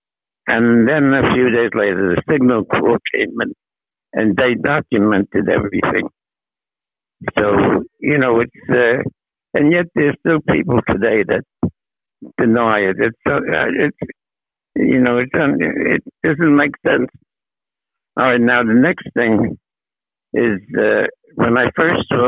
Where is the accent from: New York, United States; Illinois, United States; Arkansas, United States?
New York, United States; New York City; moved away as an adult; also born or lived in Manhattan, New York; now in New Jersey, United States; The family moved to Brooklyn when I was 9 years old in 1935.